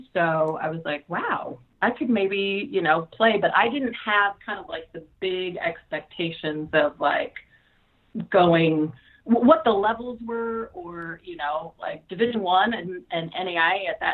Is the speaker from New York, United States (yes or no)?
no; Dillon, Montana, United States; also born or lived in Idaho; now in Fresno, United States; growing up in Montana, there's not a lot to do.